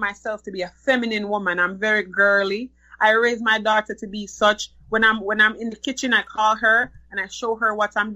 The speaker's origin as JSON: {"language": "English", "country": "Jamaica", "tie": "born or raised there", "moved": "yes", "lives_now": "United States", "said": "I grew up in Jamaica, went to high school in Jamaica. I consider myself raised as a Jamaican person"}